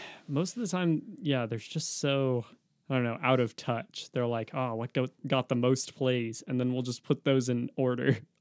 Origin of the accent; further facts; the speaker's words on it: Oregon, United States; we, we're from Oregon.